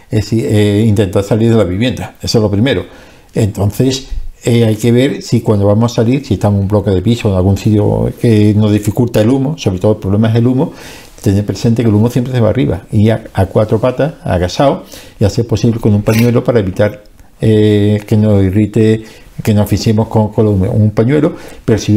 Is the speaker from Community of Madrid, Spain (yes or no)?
no; Andalusia, Spain; yo voy a tirar para el sur, que es donde está mi pueblo, donde yo he salido